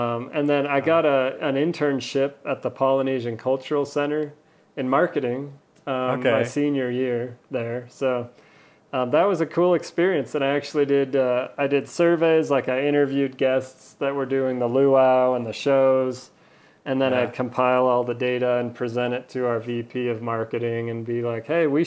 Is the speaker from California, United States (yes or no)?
yes; Palo Alto, California, United States; I grew up in California in the Bay Area, Palo Alto